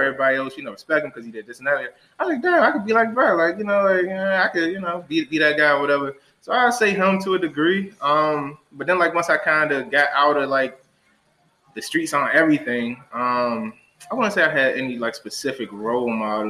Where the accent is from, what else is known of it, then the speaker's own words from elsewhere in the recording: Washington, District of Columbia, United States; also born or lived in Delaware; growing up in Ward 8, you definitely face a lot of challenges